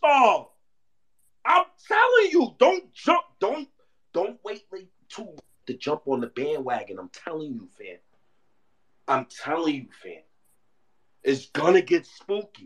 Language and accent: English; New York City, New York, United States; I'm from Harlem